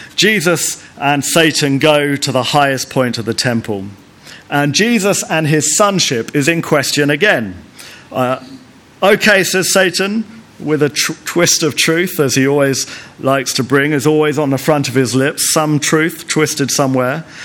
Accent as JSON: {"language": "English", "country": "United Kingdom", "also_born_or_lived": "Lesotho", "said": "being British"}